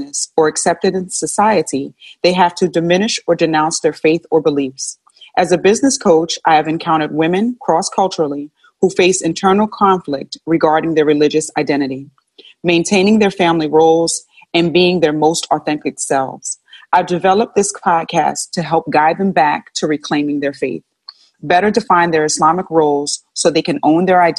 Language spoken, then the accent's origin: English; New York, United States; moved away; I'm originally from New York.